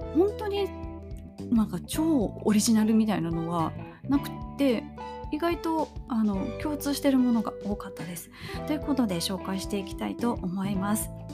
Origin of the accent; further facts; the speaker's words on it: Kobe, Hyogo, Japan; 私出身があの神戸市須磨区というところなんですけれども